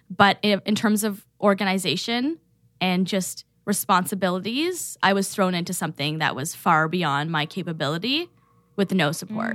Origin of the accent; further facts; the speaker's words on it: Toronto, Ontario, Canada; moved away as an adult; also born or lived in Michigan; now in Detroit area, Michigan, United States; I am Canadian. I grew up in Toronto.